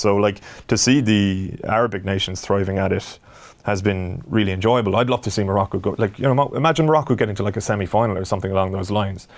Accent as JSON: {"language": "English", "country": "Ireland", "said": "as an Irish sports fan"}